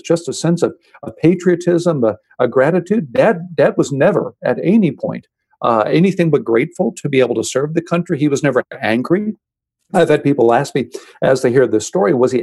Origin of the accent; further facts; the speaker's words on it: Houston, Texas, United States; I grew up in Houston, Texas, the older of two brothers